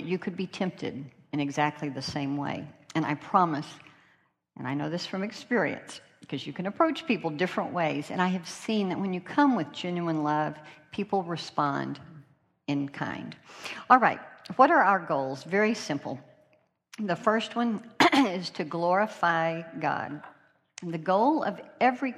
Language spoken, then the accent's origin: English; North Carolina, United States; accent: North Carolina; my North Carolina accent